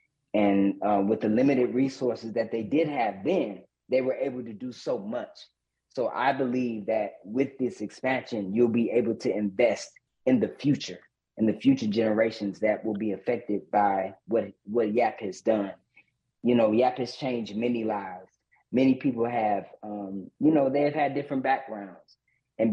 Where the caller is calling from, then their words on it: Flint, Michigan, United States; I'm calling in from Flint, Michigan.